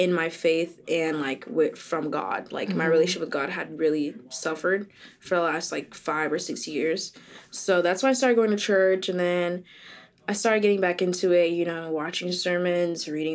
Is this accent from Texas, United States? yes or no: no; Boca Raton, Florida, United States; I'm from Boca.